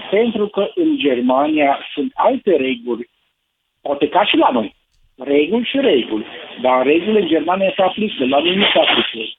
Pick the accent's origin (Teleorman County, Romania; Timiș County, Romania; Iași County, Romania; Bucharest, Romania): Bucharest, Romania; sunt un cetățean din București, am o mică firmă